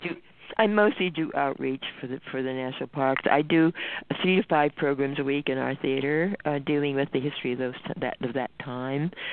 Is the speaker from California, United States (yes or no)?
yes; California, United States; also born or lived in the South; I grew up at a time in California when there really weren't enough of us on the West Coast